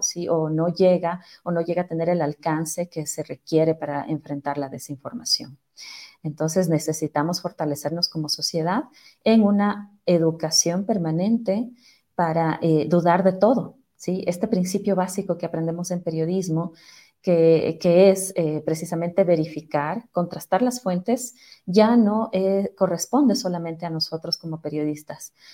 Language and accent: Spanish; Ecuador; como ecuatorianos, como ciudadanos